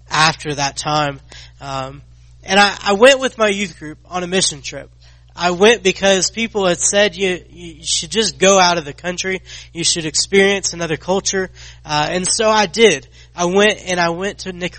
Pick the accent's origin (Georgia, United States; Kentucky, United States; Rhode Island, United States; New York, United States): Georgia, United States; Athens; I grew up in Athens, Georgia